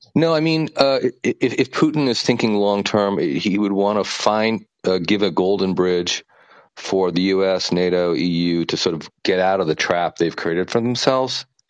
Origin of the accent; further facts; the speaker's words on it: United States; now in Vietnam; I'm an American living in Vietnam